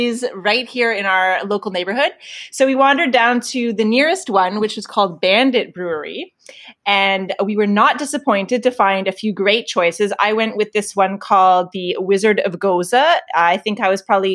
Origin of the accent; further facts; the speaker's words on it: Toronto, Ontario, Canada; moved away as an adult; I call it my hometown, but I was doing the math. Like a few years from now, I will have lived outside of Toronto for more years than I probably lived here. But I was born and raised, stayed here till I was 18 at least